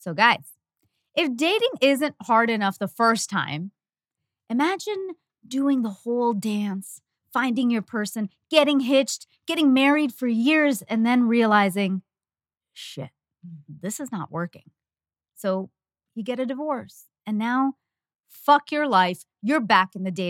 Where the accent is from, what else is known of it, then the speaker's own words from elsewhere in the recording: Canada; As a Canadian